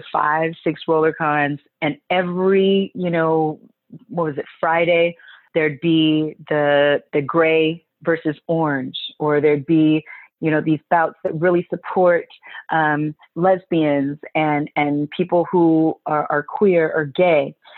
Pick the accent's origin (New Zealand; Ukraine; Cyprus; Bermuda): Bermuda; I'm Bermudan from Bermuda.